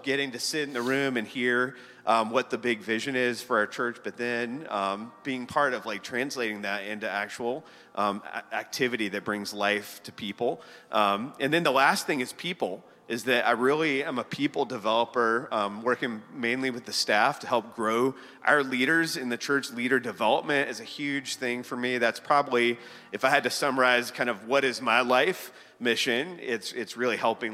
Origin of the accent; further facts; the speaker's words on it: Charlotte, North Carolina, United States; moved away as an adult; we're originally from Charlotte. Janet and I met and graduated from South Mecklenburg High School back in the day